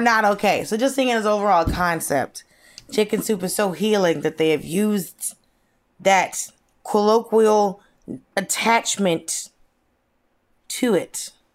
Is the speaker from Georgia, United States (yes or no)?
yes; Norcross, Georgia, United States; also born or lived in Atlanta; I also grew up in the city that is the location of the headquarters of Waffle House. I grew up in North Cross, Georgia